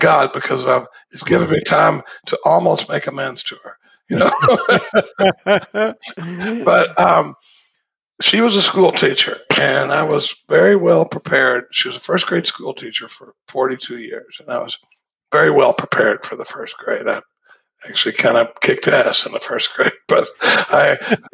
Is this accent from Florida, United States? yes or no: no; Dallas, Texas, United States; now in Austin, United States; I grew up in Dallas, Texas. I live in Austin, Texas now, but I grew up in Dallas.